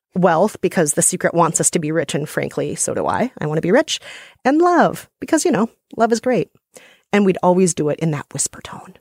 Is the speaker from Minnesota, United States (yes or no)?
yes; Minnesota, United States; I grew up in Minnesota where people have no time for belly aching